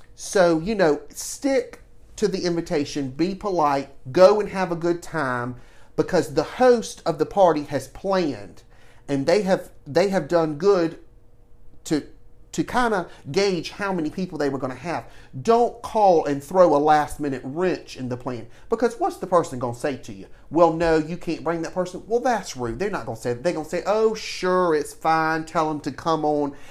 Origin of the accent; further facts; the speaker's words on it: Savannah, Georgia, United States; growing up in Savannah and being born and raised here